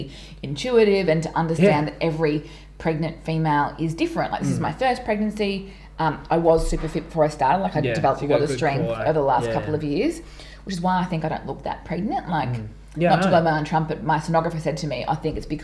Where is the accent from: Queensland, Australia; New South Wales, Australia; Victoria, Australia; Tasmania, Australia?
Queensland, Australia; Townsville; now in Melbourne, Australia; When I grew up in Townsville